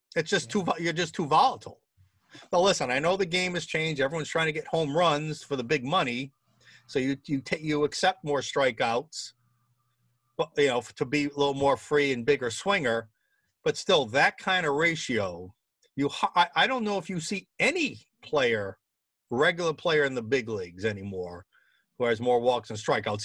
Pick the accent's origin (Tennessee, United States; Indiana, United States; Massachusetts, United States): Massachusetts, United States; Boston; my hometown team